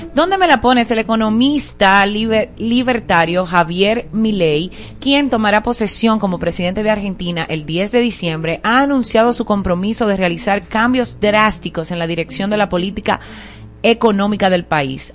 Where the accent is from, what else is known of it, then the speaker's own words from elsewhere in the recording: Dominican Republic; como dominicanos